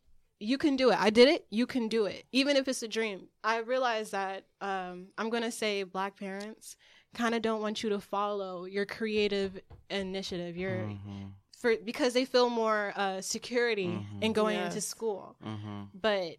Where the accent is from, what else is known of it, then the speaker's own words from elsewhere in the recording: Newark, New Jersey, United States; I grew up in Newark. And a lot of kids there, I'm going to say, I was a tomboy, I used to skateboard.